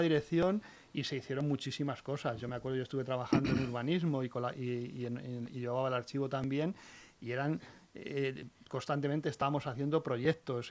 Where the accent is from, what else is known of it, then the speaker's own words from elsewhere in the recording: La Guardia, Castilla-La Mancha, Spain; moved away; yo soy, manchego